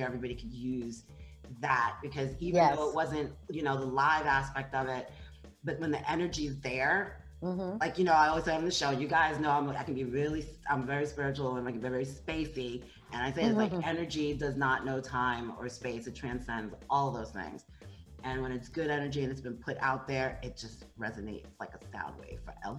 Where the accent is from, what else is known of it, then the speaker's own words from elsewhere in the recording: New York, United States; moved away; for those of us who have moved away, you never stop being a New Yorker.